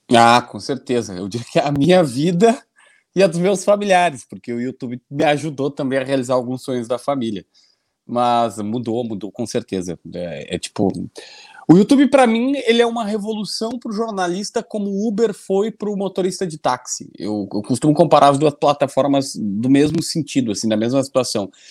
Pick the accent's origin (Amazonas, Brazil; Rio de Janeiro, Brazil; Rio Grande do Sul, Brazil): Rio Grande do Sul, Brazil; Capivari do Sul; also born or lived in Osório; eu nasci em Osório porque na minha cidade, Capivari do Sul, ninguém nasce, não tem hospital